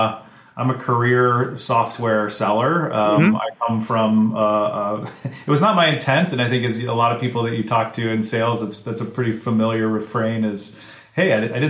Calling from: Bend, Oregon, United States; I am in Bend, Oregon.

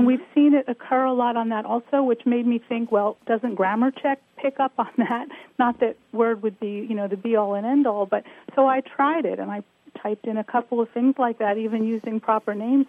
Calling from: Bethlehem, Pennsylvania, United States; I'm calling from Bethlehem.

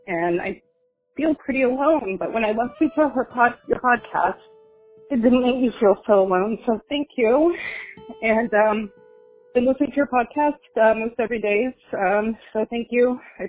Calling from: Bergen County, New Jersey, United States; I'm calling from Bergen County, New Jersey.

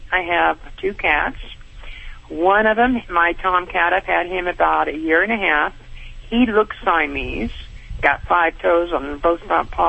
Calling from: Monterey Park, California, United States; I'm calling from California, Monterey Park.

